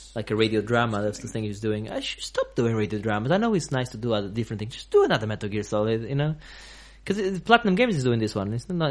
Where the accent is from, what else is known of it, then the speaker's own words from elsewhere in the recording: Portugal; now in England; I'm I'm from from Portugal